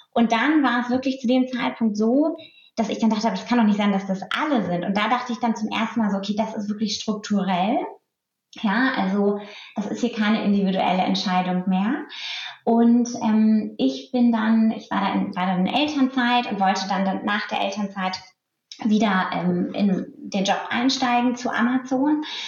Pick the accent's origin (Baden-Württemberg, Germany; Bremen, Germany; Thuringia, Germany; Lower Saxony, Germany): Lower Saxony, Germany; Lüneburg Heath; ein, ein, Bauernhof, auf dem ich aufgewachsen bin, nur mit meiner Familie